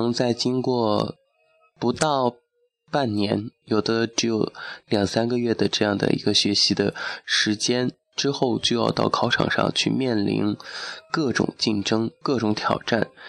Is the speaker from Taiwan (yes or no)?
no; Fengjie, Chongqing, China; 这就是我的家乡奉节白帝城，也被称为诗城。